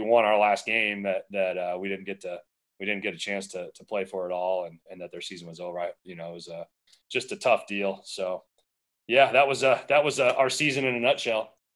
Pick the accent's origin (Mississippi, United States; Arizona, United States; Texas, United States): Arizona, United States; also born or lived in Southern California; I, was born in Southern California and then moved out to Arizona. I was about ten years old